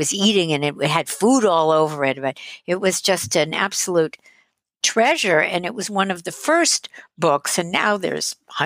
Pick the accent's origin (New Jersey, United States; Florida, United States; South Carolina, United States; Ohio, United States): New Jersey, United States; Teaneck; also born or lived in Manhattan, New York; I was born in Manhattan, and I grew up in Teaneck, New Jersey, which is northern New Jersey